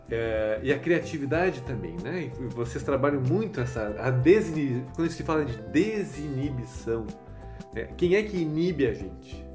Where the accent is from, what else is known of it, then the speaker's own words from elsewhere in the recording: Gaúcho, Rio Grande do Sul, Brazil; now in São Paulo, Brazil; Eu sou gaúcho